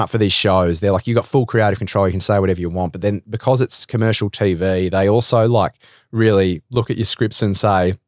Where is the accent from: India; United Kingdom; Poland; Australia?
Australia; Melbourne, Victoria; I'm from Melbourne